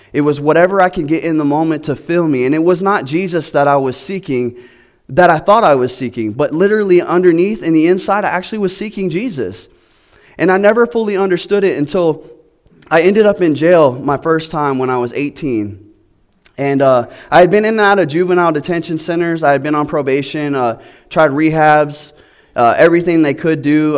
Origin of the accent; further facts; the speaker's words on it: Florida, United States; now in Georgia, United States; I'm from Florida